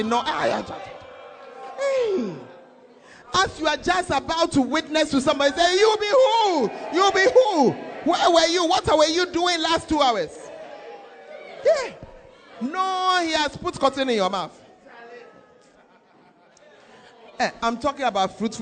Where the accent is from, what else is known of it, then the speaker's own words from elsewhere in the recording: Accra, Greater Accra, Ghana; moved away; I am from Accra. I have not lived there for the past 30-something years